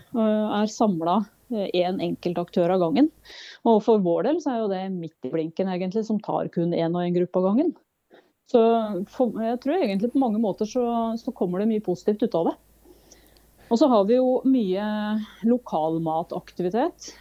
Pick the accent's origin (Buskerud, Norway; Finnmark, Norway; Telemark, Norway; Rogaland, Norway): Telemark, Norway; farm in; moved away as an adult; also born or lived in Oslo; now in Opaker, Norway; der jeg vokste opp, så nå er det min bror som har tatt over og driver